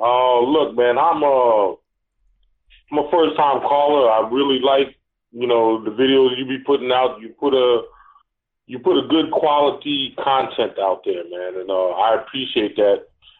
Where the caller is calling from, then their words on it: Atlanta, Georgia, United States; This is … from Atlanta.